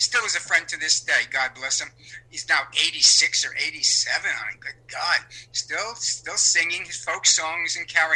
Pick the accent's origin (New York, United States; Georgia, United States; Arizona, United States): New York, United States; New York City; a kid growing up in Sheepshead Bay, Brooklyn, lower middle class